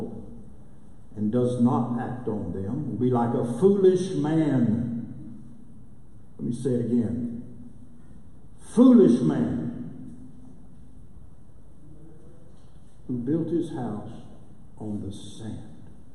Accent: Lubbock, Texas, United States; moved away as an adult; now in Durant, United States; I'm originally from Lubbock

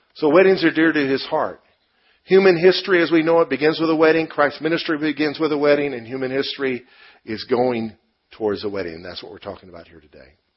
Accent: United States; I'm an American

